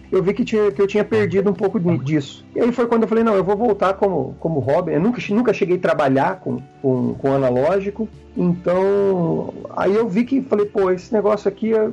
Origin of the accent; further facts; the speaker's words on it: Londrina, Paraná, Brazil; eu sou de Londrina, não sei se eu comentei isso